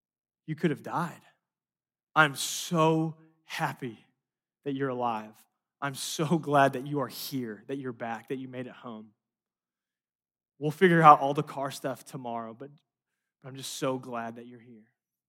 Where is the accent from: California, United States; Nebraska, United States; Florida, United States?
California, United States; Los Angeles; And I grew up in Los Angeles. We have these like 7-lane highways.